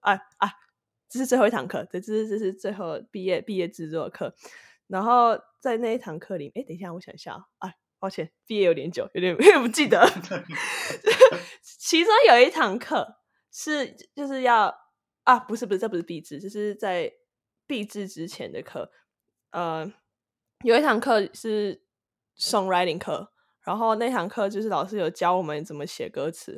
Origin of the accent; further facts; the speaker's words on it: Taiwan; now in United States; 我是来自台湾，居住在美国的，呃，算是制作人兼歌手